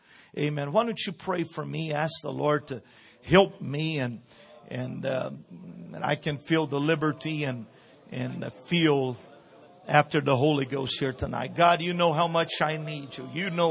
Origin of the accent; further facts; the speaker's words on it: Brazil; This is a different culture, a different, everything is so different. Being born and raised in Brazil, it's a lot different.